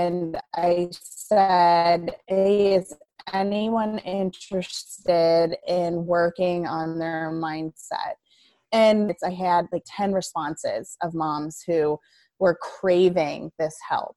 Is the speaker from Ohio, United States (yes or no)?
yes; Ohio, United States; now in Hebron, United States; I'm from Ohio